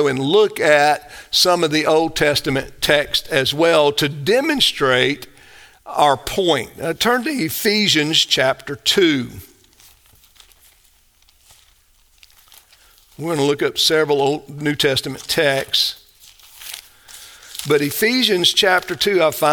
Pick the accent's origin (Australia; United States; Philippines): United States; I'm an American.